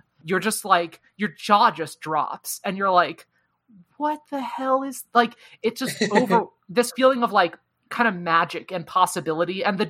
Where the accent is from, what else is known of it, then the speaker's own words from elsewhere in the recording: United States; I just call them season 1, 2, and 3 because I'm American.